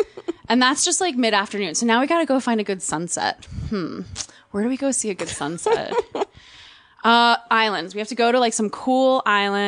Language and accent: English; New Jersey, United States; I'm an Italian from Jersey